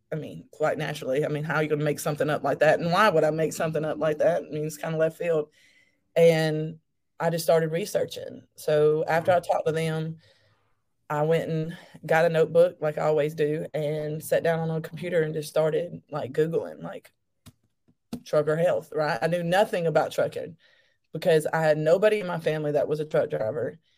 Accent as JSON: {"language": "English", "region": "Alabama", "country": "United States", "said": "I'm actually from Alabama. Um, that's where I'm still at."}